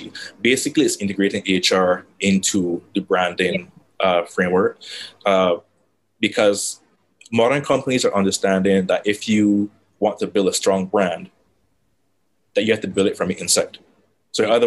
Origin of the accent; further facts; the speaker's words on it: Barbados; moved away as an adult; also born or lived in Trinidad and Tobago; I'm from Barbados. I am, yes, sunny Barbados.